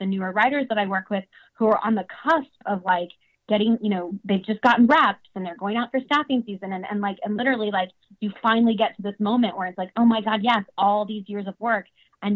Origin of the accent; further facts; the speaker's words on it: the South, United States; moved away; I grew up in the South